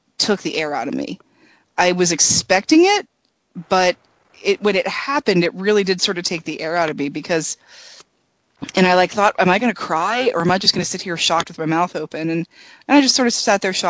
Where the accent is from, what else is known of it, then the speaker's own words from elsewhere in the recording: United States; as an American who was raised in America